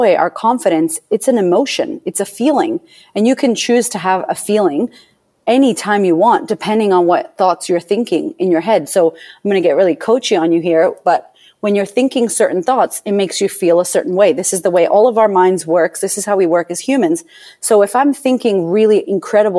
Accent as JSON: {"language": "English", "town": "Boston", "region": "Massachusetts", "country": "United States", "tie": "born or raised there", "said": "I was born in Boston, Massachusetts, to a bipolar single mother"}